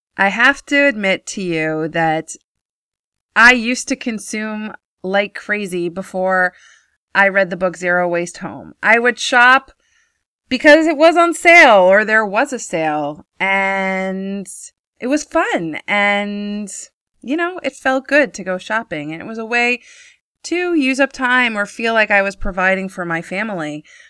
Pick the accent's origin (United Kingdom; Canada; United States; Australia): United States; moved away as an adult; now in Israel; growing up in America